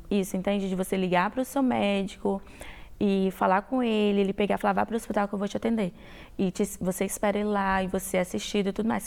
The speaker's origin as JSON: {"language": "Portuguese", "region": "Espírito Santo", "country": "Brazil", "moved": "as an adult", "lives_now": "United States", "said": "Eu sou do Espírito Santo"}